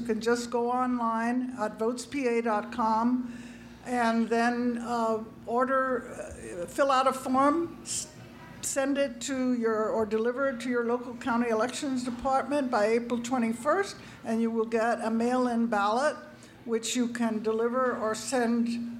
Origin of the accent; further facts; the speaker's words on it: California, United States; now in Pennsylvania, United States; because I came from California, I had never seen before